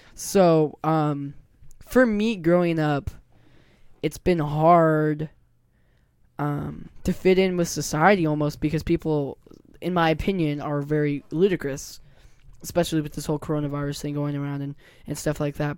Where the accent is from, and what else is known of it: Puyallup, Washington, United States; born or raised there; also born or lived in Lakewood, Washington